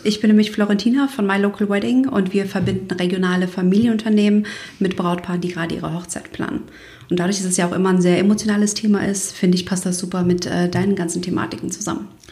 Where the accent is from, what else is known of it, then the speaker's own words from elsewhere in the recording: Kosovo; moved away; Ich bin ja aus dem Kosovo und wir sind fünf Kinder.